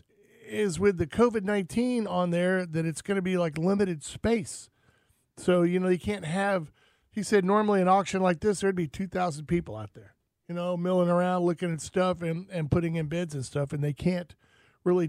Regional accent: Florida, United States; Growing up in Florida, you know, as soon as you hear boom off in the distance, it's raining

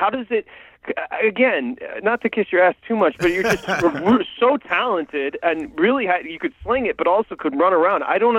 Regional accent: Michigan, United States; I grew up in Michigan

